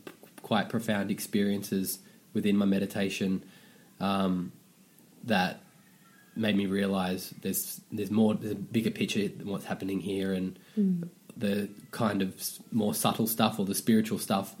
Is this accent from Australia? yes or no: yes; Sydney, New South Wales, Australia; I grew up in Western Sydney, So as a bogan